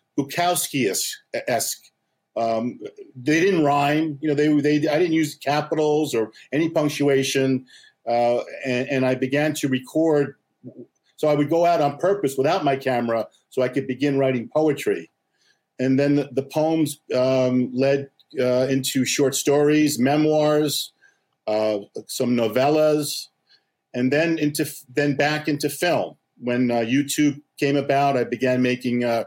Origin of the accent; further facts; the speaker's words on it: Huntington Station, New York, United States; also born or lived in Flushing, New York; I was born in Flushing, New York at the Salvation Army Hospital. And then when I was two years old, my family moved out to Huntington Station